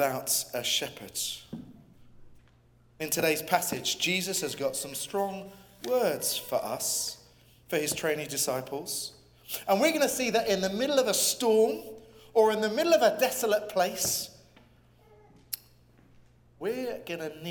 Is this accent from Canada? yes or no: no; England, United Kingdom; I'm an Englishman and I come from the UK